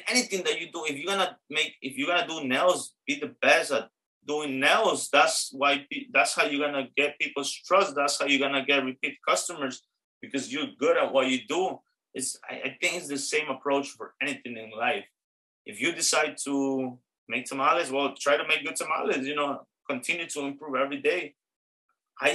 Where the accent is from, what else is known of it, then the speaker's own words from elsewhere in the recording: New York City, New York, United States; also born or lived in Astoria, Queens; I love the Bronx for sure. That's my hometown, that's where I live.